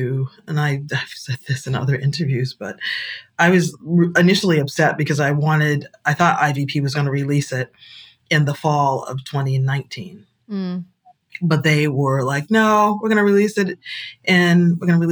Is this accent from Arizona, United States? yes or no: no; Boston, Massachusetts, United States; moved away as an adult; also born or lived in South Africa; I grew up in Boston. I was bused to school